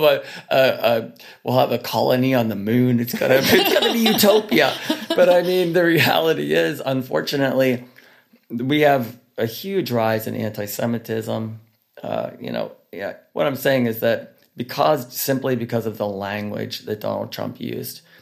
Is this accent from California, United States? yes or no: no; Pittsburgh, Pennsylvania, United States; we're from Pittsburgh, Pennsylvania